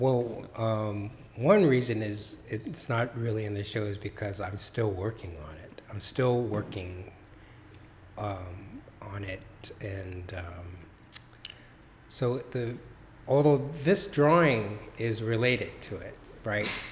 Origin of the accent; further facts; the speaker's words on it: Los Angeles, California, United States; born and raised in Los Angeles